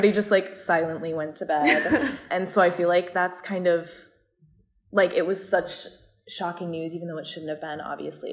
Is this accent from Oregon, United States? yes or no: no; Los Angeles, California, United States; moved away; I'm from Southern California around LA where it's very liberal